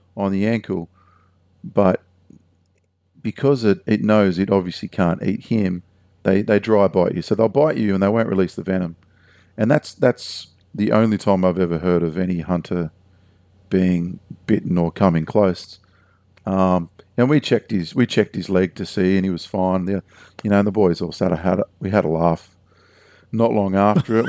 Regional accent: Heathcote, Australia; where I grew up in Heathcote

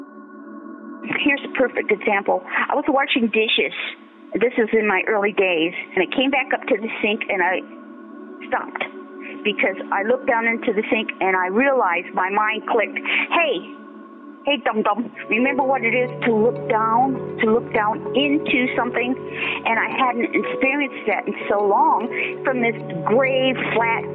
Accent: Buffalo, New York, United States; I'm from Buffalo, New York

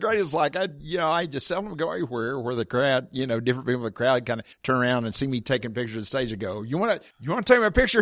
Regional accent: Oklahoma, United States; I grew up here in Oklahoma

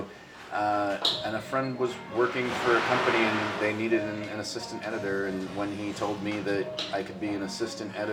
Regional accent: New York City, New York, United States; I grew up in the South End towards Coney Island. It's technically called Sheepshead Bay, Garrettson Beach area

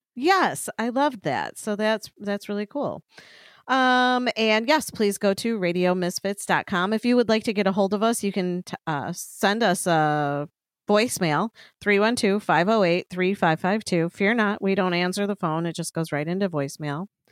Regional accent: Chicago, Illinois, United States; we're from Chicago

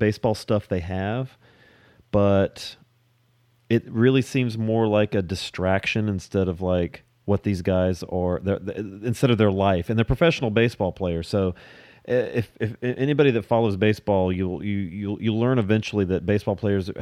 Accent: Lewisville, United States; I grew up in Louisville, which is L-E-W

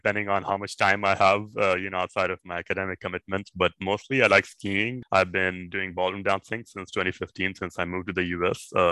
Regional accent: Lahore, Punjab, Pakistan; moved away as an adult; also born or lived in Indiana, United States / Massachusetts, United States; I'm originally from Pakistan. I grew up in this metropolitan city called Lahore.

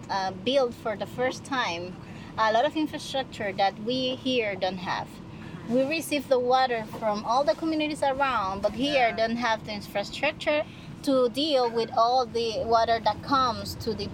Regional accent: New Orleans, Louisiana, United States; I'm from New Orleans

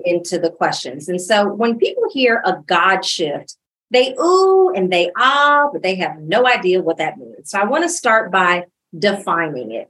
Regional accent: Illinois, United States; moved away as an adult; now in Dallas, United States; I was born and raised in Illinois

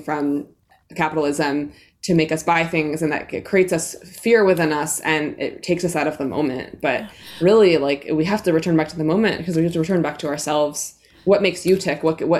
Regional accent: New York City, New York, United States; I think that for me, like growing up in New York City, definitely like super separate from nature, and then having an indigenous heritage and roots

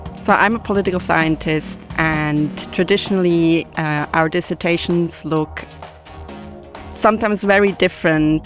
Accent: Switzerland; also born or lived in Zurich; I'm from Switzerland. I live in Zurich

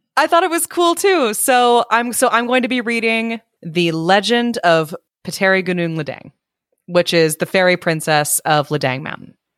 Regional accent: United States; I'm American

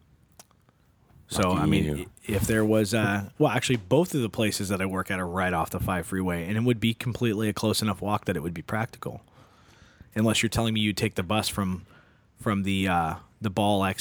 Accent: United States; as an American society

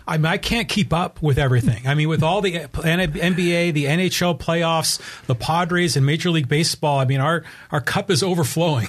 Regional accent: Bay Area, California, United States; I grew up in the Bay Area

